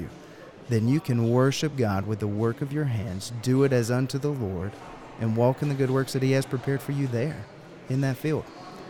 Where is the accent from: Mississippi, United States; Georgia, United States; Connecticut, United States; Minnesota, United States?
Georgia, United States; I'm from Georgia. I wear boots. My family grows peaches.